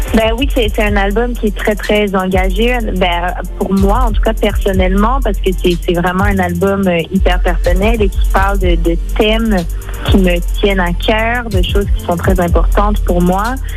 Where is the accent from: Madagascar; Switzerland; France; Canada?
Canada; Montreal, Quebec; first language French; ma première langue est le français, mais j'ai toujours grandi dans un univers très bilingue. J'ai grandi à Montréal.